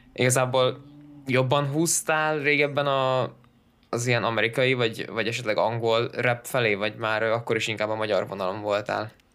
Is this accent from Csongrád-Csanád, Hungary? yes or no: yes; Szeged, Csongrád-Csanád, Hungary; mi például szegediek vagyunk Danival